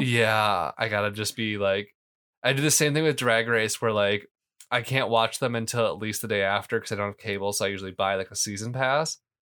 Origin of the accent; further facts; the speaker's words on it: Canton, United States; I grew up in Canton